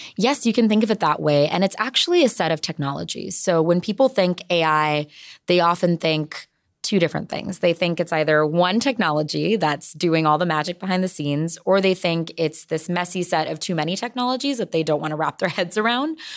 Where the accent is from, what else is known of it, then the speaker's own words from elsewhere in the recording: San Jose, California, United States; I am born and raised in San Jose